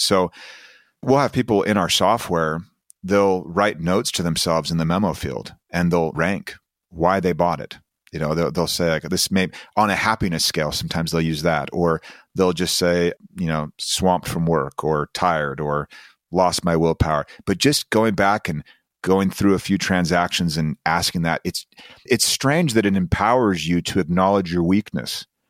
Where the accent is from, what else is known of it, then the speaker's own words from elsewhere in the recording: Utah, United States; I'm coming from Utah